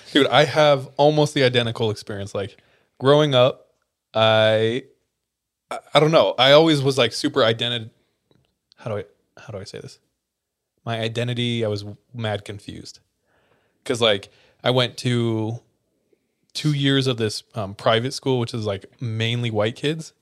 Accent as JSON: {"language": "English", "town": "Visalia", "region": "California", "country": "United States", "tie": "born or raised there", "said": "I grew up in Visalia, California."}